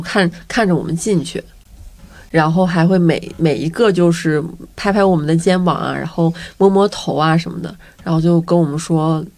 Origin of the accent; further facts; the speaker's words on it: a county town in Northeast China, China; moved away; 就我们家的地儿比较小，是一个东北县城